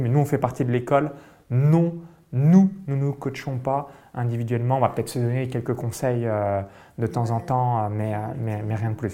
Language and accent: French; France; moved away; j'ai grandi euh, toute mon enfance euh, en France